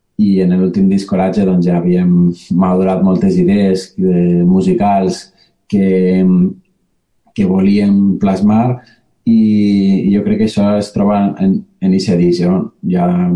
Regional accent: Valencian Community, Spain; la nostra València

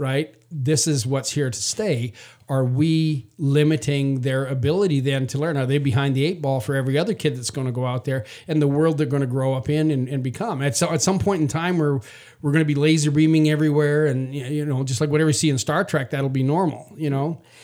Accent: Canada; moved away; I was raised in Canada.

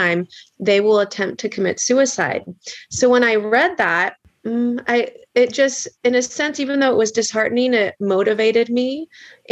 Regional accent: Petaluma, California, United States; I was born and raised in Petaluma

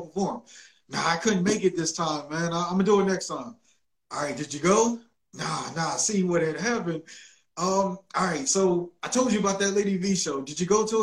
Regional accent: Willingboro, New Jersey, United States; now in Atlanta, United States; a guy from Willingboro, New Jersey, where I'm from, a lot of people think it's Philly, but no, I am from New Jersey

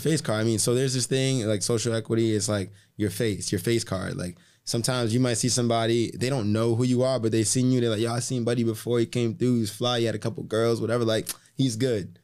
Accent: Boston, Massachusetts, United States; now in Miami, United States; I wasn't from New York, I was from Boston

